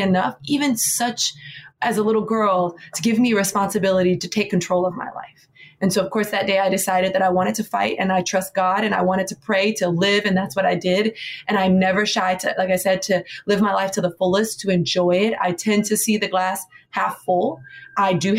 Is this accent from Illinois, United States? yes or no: no; Miami, Florida, United States; now in New York City, United States; Born and raised in Miami, Florida. I live in New York City